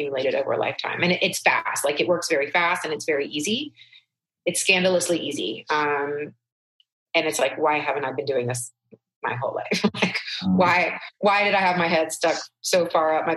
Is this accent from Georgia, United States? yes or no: yes; Atlanta, Georgia, United States; also born or lived in Canada; I grew up very, very sheltered, very, very, in suburban Atlanta